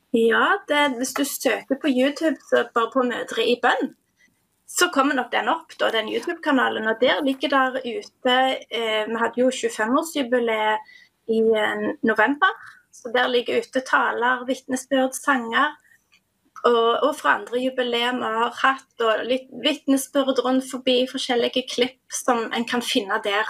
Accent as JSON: {"language": "Norwegian", "town": "Dirdal", "region": "Rogaland", "country": "Norway", "said": "jeg kommer fra ei lita bygd som heter Dirdal"}